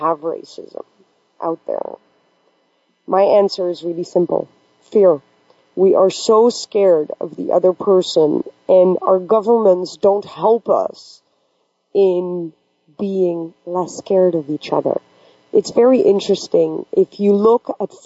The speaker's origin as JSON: {"language": "English", "country": "Netherlands", "tie": "born or raised there", "also_born_or_lived": "Pakistan", "moved": "yes", "said": "I am originally from Pakistan and I got adopted by a predominantly Western culture in Holland, of course, everything that I learned throughout the school years was typically what we call monoculture."}